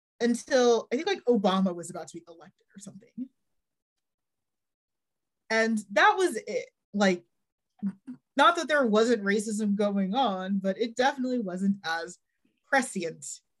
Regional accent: North Texas, United States; I grew up in North Texas.

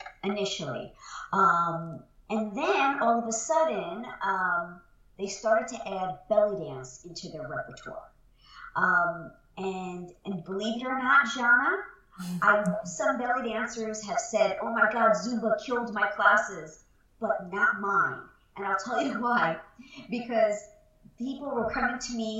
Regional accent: New York, United States; moved away; I am from New York originally

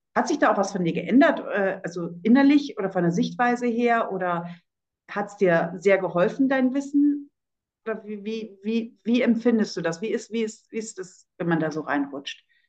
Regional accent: Oldenburg, Lower Saxony, Germany; meiner Heimatstadt Oldenburg

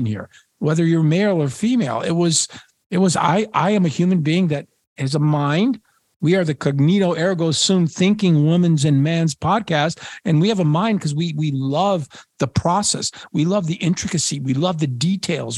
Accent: Niagara Frontier, New York, United States; moved away; also born or lived in Poland / Washington, D.C.; since I was a little boy growing up in the Niagara Frontier.

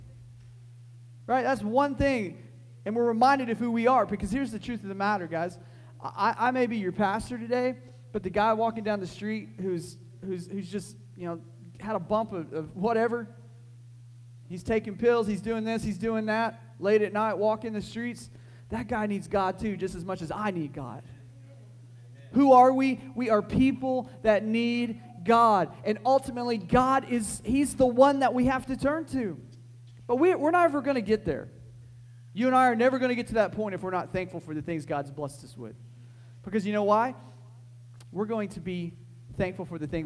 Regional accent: United States

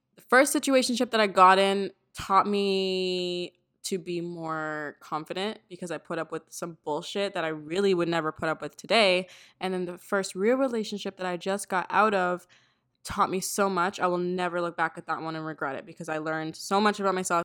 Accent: Toronto, Ontario, Canada; I'm from Toronto as well.

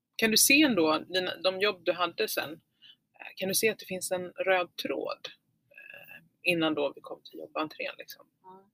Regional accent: Falköping, Västra Götaland, Sweden; jag växte upp i Falköping.

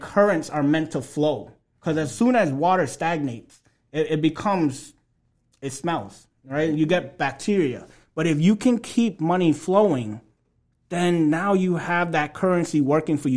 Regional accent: Lawrence, Massachusetts, United States; also born or lived in Alabama; grew up in Lawrence, you know, right down the street from where we are today

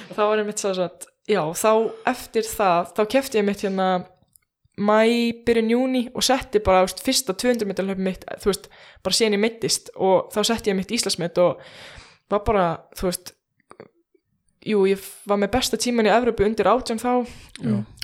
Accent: Iceland; ég er bara eitthvað frá Íslandi

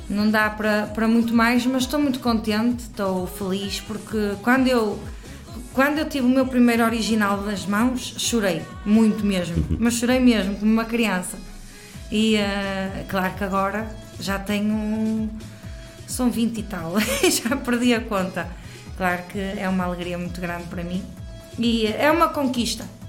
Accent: Santo Tirso, Norte, Portugal; Sou de Santo Tirso, Lamelas, Santo Tirso

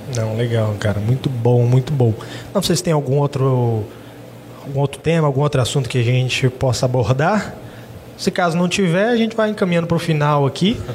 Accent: Jaru, Rondônia, Brazil; a gente é aqui de Jaru mesmo

